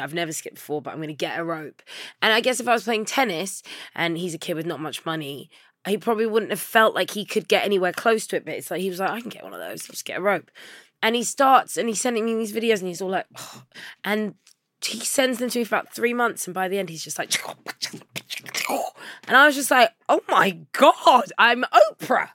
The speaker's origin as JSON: {"language": "English", "region": "London", "country": "United Kingdom", "tie": "born or raised there", "said": "I grew up in Labrick Grove"}